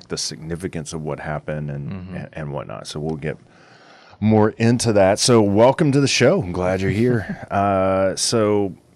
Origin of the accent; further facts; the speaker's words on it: Flagstaff, Arizona, United States; I'm from Flag.